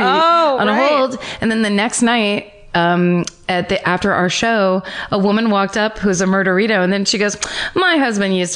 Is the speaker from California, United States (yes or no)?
yes; Petaluma, California, United States; my hometown